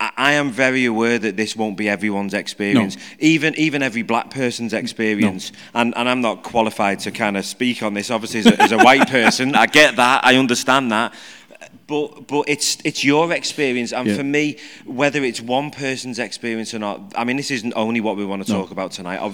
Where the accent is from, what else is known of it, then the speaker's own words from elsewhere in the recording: Liverpool, North West England, United Kingdom; I'm from Liverpool.